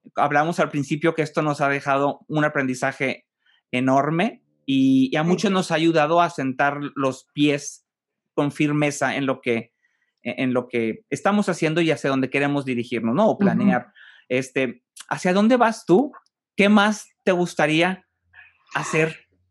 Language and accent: Spanish; Monterrey, Nuevo León, Mexico; como regiomontano, como mexicano